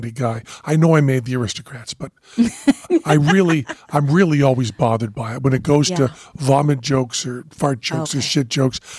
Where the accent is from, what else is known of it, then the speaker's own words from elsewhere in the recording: Greenfield, Massachusetts, United States; accent: Greenfield; moved away; I'm from Western Massachusetts. So a trip to Boston was a huge deal.